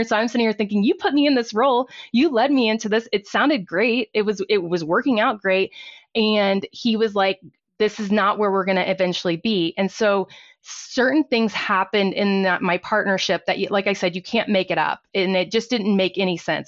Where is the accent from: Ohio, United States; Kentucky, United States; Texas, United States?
Texas, United States; Fort Worth; moved away as an adult; now in Colorado, United States; I was actually born and raised in Fort Worth, Texas, and I moved to Colorado about twenty years ago